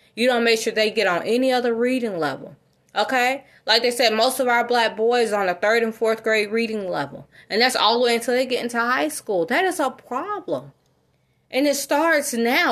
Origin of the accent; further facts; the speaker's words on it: South Fulton area of Georgia, United States; also born or lived in North DeKalb, Georgia; I grew up in the South Wilton area of, of Georgia